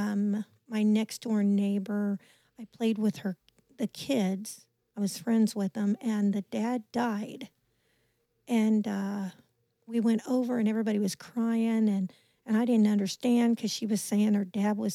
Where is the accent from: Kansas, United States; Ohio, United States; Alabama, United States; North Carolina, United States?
Kansas, United States; Leavenworth; also born or lived in Weston, Missouri; born and raised in Leavenworth, Kansas